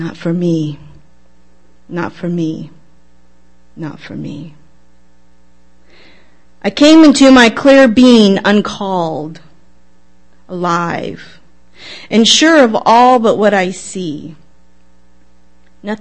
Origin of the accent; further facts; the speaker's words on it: Seattle, Washington, United States; I'm born in Seattle. I am not a transplant. What? And I grew up in South Seattle in the Fedjaway Plateau